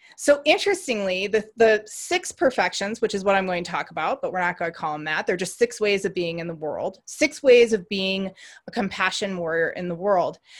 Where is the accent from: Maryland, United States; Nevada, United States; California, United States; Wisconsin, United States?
Wisconsin, United States; Racine; I grew up in Racine, Wisconsin